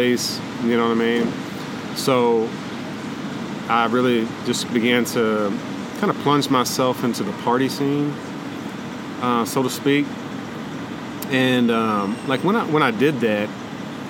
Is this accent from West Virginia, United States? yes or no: yes; Appalachia, West Virginia, United States; also born or lived in Eastern Panhandle, West Virginia; growing up in Appalachia, you know what I mean? So my dad wanted to kind of get us out of there, and he got a job with the state park system in West Virginia. So when I was 10 years old, we moved up 5 hours away, completely across the state, to the Eastern Panhandle